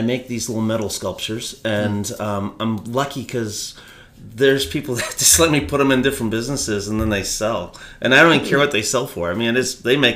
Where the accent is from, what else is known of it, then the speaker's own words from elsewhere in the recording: Berlin, Vermont, United States; I'm a Vermont boy. I grew up in war and I was born in Berlin, Vermont.